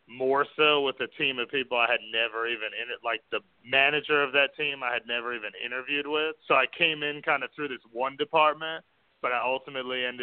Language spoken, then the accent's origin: English; New York City, New York, United States; I mean, I grew up in New York City, but I lost that, I think.